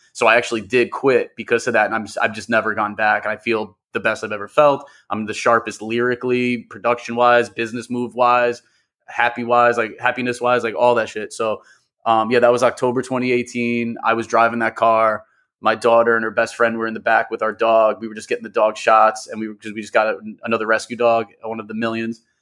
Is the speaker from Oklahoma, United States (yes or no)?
no; New York, United States; I'm an M C producer, born and raised in New York